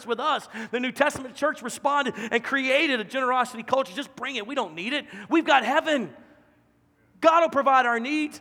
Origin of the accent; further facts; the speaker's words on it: Louisiana, United States; now in Dallas-Fort Worth Metroplex, United States; I'm from Louisiana. Our capital city, Baton Rouge, was only 300,000